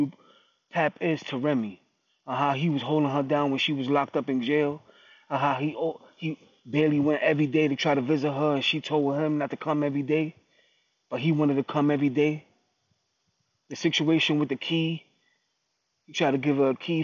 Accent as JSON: {"language": "English", "region": "New York", "country": "United States", "said": "I'm from New York"}